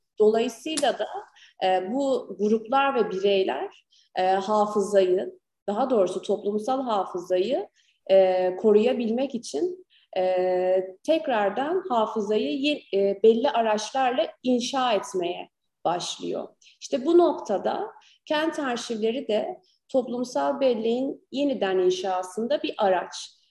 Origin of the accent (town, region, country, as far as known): Gaziantep, Turkey; also born or lived in Ankara